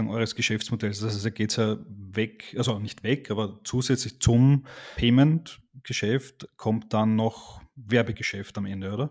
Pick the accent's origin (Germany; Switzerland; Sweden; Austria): Austria; als Österreicher bin ich natürlich Team Red Bull Cola